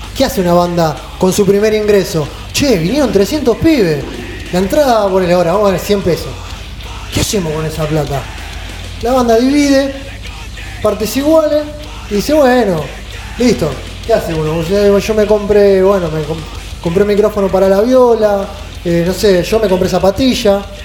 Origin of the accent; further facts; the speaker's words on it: Argentina; argentinos sudamericanos